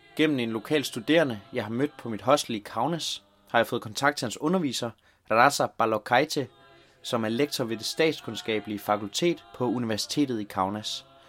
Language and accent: Danish; Denmark; hjemme i Danmark